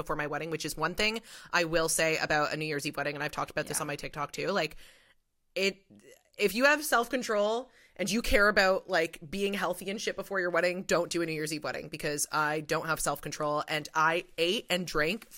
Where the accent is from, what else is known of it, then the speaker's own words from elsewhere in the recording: Toronto, Ontario, Canada; we grew up in Toronto